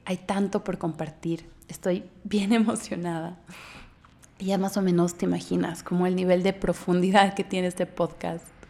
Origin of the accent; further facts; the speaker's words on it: Bolivia; moved away as an adult; now in Mexico; Yo soy boliviana, eh, vivo en México hace casi dos años